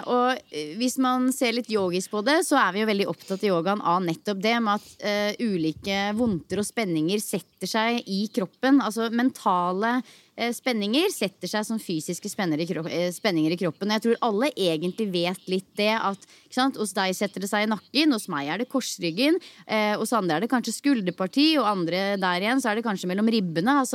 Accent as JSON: {"language": "Norwegian", "country": "Norway", "said": "Heldigvis så er det jo fortsatt sommermåned og varmt i lufta hjemme i Norge også."}